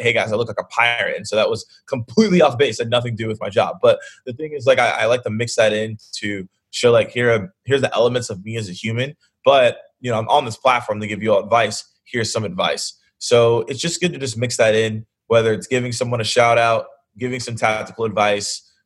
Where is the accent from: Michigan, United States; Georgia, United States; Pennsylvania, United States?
Georgia, United States; Atlanta; I'm from Atlanta